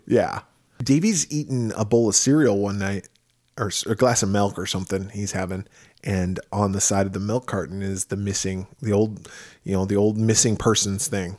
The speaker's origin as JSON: {"language": "English", "region": "Midwest", "country": "United States", "tie": "born or raised there", "moved": "yes", "lives_now": "Arizona, United States", "said": "grew up in the Midwest"}